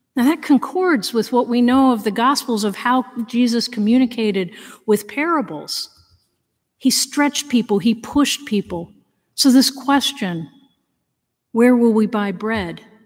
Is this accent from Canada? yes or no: no; Danbury, Connecticut, United States; None of that was in my history books when I grew up in Connecticut